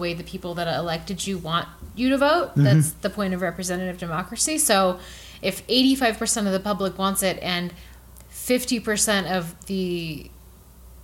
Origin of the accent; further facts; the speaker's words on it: northern Colorado, United States; up in north, kind of near my hometown